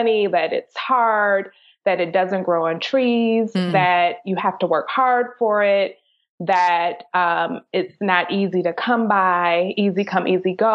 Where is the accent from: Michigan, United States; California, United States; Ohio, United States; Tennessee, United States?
Michigan, United States; Detroit; moved away; I grew up in Detroit, Michigan.